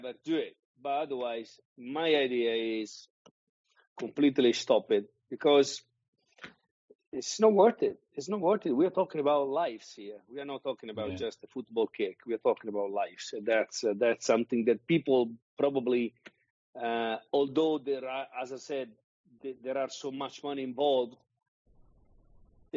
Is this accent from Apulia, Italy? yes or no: yes; Bari, Apulia, Italy; moved away; I started in Bari, which is my hometown as well